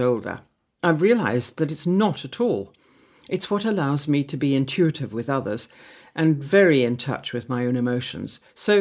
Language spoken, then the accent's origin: English; Glastonbury, South West England, United Kingdom; I grew up in Glastonbury, 15 miles from the Dorset border?